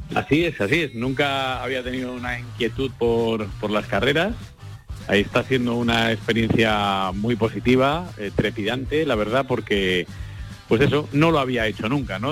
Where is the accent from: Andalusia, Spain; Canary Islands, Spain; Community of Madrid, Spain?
Community of Madrid, Spain; Madrid; aunque soy madrileño, mi abuelo era de Jerez de la Frontera